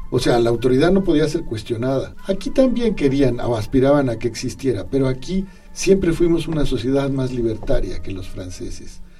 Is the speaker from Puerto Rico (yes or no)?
no; Mexico; es parte de nuestra identidad como mexicanos.